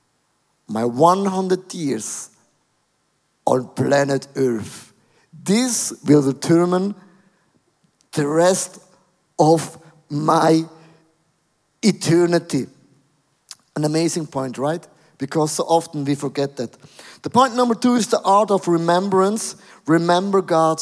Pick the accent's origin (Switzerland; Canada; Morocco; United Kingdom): Switzerland; I'm from Switzerland